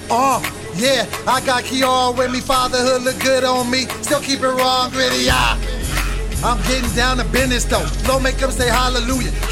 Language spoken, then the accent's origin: English; Sacramento, California, United States; I'm from Sacramento, that is not the bait. Put some respect on my city